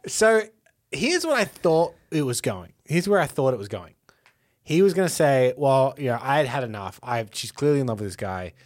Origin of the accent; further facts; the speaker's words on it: Australia; as an Australian